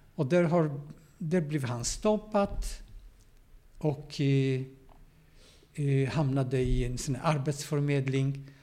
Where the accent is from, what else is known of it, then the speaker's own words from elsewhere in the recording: Szczecin, West Pomeranian Voivodeship, Poland; Swedish is a second language; moved away as an adult; now in Gothenburg, Sweden; Jag är född i Polen. Och eh, en stad som heter Stettin.